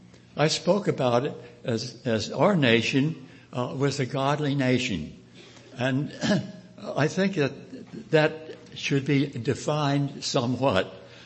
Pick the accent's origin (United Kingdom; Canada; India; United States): United States; Missouri; Now the question I had was, okay, I'm from Missouri. I would like to show me.